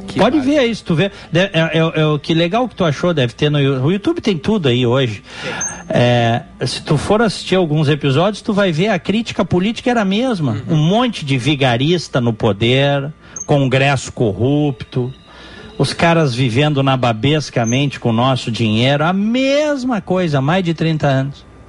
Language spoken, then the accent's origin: Portuguese; Brazil; moved away; o fato de eu morar no exterior, eu continuo sendo brasileiro, não revogaram a minha cidadania ainda.